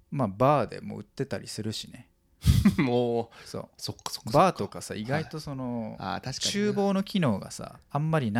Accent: Tokyo, Japan; 江戸っ子だか

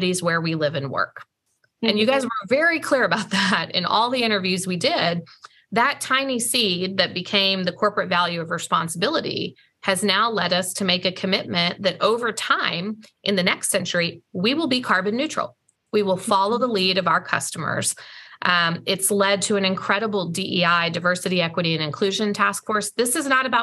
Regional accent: the Ozarks, United States; also born or lived in St. Louis, Missouri; now in Atlanta, United States; where I grew up in the Ozarks

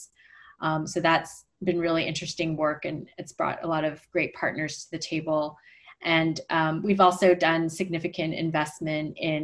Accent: Montreal, Quebec, Canada; we grew up mostly in Montreal in a French-speaking suburb

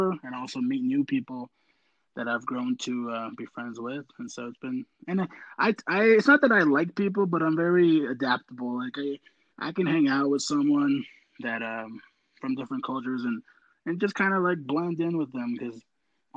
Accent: Albuquerque, New Mexico, United States; born or raised there; also born or lived in León, Guanajuato, Mexico

